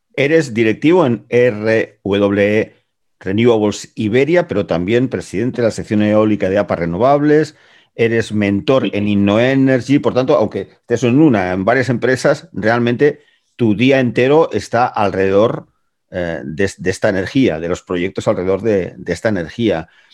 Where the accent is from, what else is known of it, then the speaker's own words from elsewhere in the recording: Gràcia, Catalonia, Spain; Para los que somos de Gracia